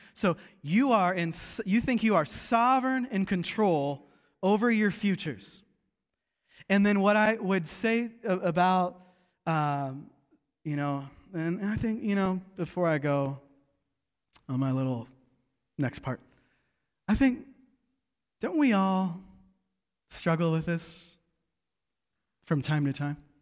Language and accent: English; Seattle, Washington, United States; growing up in Seattle